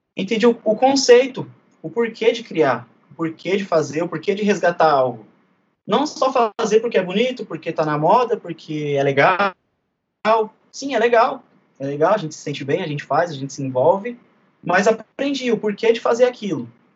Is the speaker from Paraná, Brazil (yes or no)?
no; São Paulo, Brazil; sou do bairro de Guaianazes